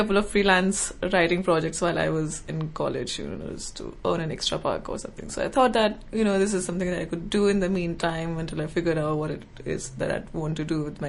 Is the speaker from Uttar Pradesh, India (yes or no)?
yes; Noida, Uttar Pradesh, India; first language Hindi; English is a second language; moved away as an adult; So I'm from India, from a suburban town called Noida near Delhi.